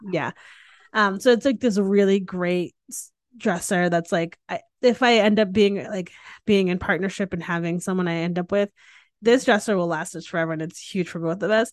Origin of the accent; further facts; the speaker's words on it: Northeast, United States; now in Texas, United States; I grew up in the Northeast